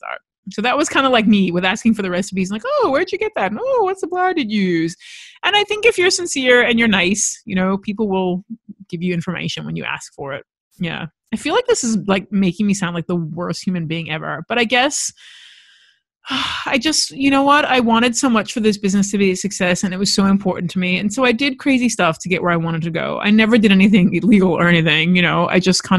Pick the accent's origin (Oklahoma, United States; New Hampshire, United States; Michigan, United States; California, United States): California, United States; Los Angeles; now in Australia; I was born and raised in Los Angeles.